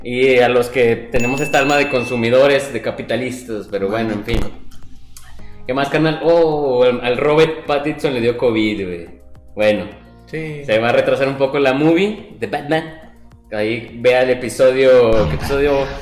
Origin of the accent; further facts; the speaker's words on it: Mexico; estoy intentando hablar mexicano siendo mexicano